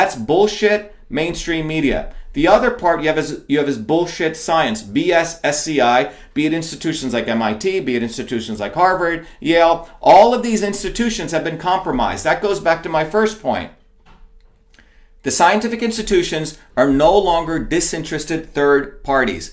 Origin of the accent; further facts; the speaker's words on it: India; moved away; I grew up in India playing in dirt